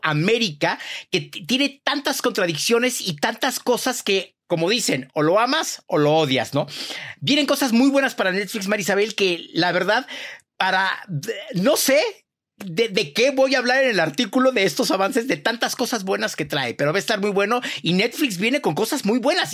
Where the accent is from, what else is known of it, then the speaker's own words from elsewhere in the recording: Mexico; como buen mexicano